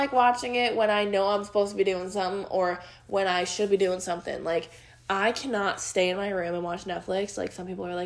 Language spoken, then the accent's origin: English; Chicago, Illinois, United States; accent: Chicago; now in Indiana, United States; my Chicago accent